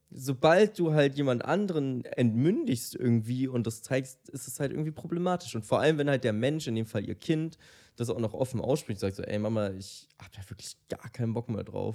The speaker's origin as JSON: {"language": "German", "town": "Munich", "region": "Bavaria", "country": "Germany", "said": "Ich komme aus München"}